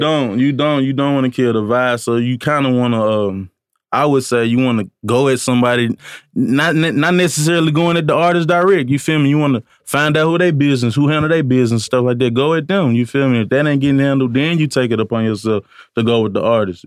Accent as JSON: {"language": "English", "town": "Columbia", "region": "Tennessee", "country": "United States", "tie": "born or raised there", "moved": "as an adult", "lives_now": "Nashville, United States", "said": "I'm actually from Columbia, Tennessee."}